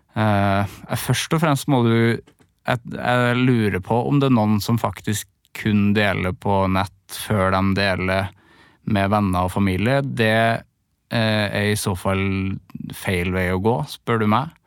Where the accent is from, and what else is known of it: Trøndelag, Norway; now in Oslo, Norway